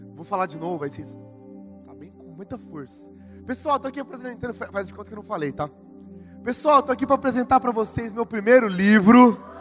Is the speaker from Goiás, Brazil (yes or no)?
no; Ribeirão Preto, São Paulo, Brazil; Sou lá de Ribeirão Preto, São Paulo